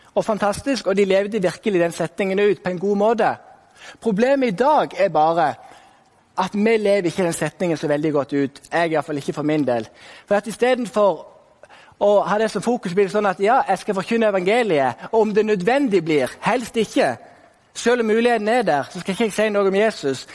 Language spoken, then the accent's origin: Norwegian; Sokndal, Rogaland, Norway; also born or lived in Kristiansand; now in Bergen, Norway; da jeg bodde i Sokndal, der jeg vokste opp.